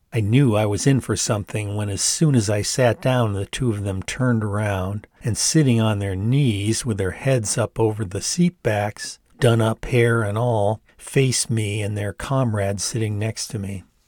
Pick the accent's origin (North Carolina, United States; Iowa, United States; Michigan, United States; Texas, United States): Michigan, United States; near Ypsilanti; going to Eastern in nearby Ypsilanti, where my dad had worked for many years as an English professor